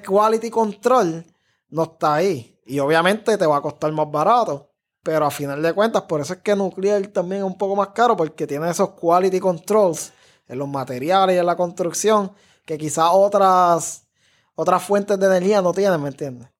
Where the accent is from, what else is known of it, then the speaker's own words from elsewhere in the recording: Cidra, Puerto Rico; moved away as an adult; yo crecí en Sidra, o sea, yo no crecí en San Juan, estudié en escuela pública